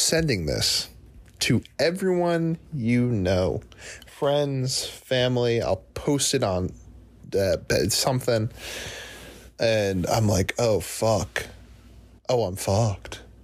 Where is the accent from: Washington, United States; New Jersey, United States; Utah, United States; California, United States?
New Jersey, United States; I'm from New Jersey